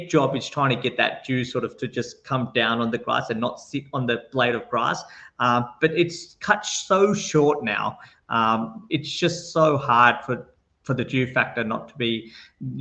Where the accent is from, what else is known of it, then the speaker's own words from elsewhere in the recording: Mumbai, Maharashtra, India; moved away; I'm a boy from Bombay